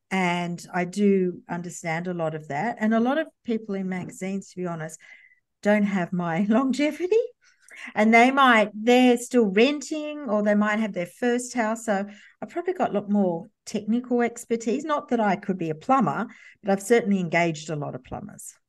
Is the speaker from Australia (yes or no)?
yes; Campbelltown, New South Wales, Australia; I grew up in a sort of, uh, uh, western suburbs of Sydney, and Campbelltown